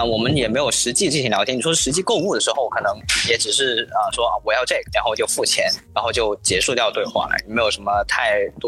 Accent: Pearl River Delta, Guangdong, China; 然后我从小是在广东珠三角这边长大。其实小的时候去港澳那边也比较多，澳门也比较多一些

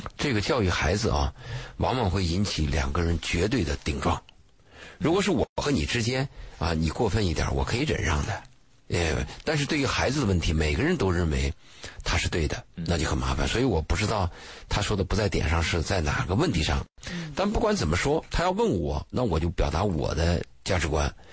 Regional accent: China; 那我们中国人东方的概念就认为你们都夫妻了嘛，

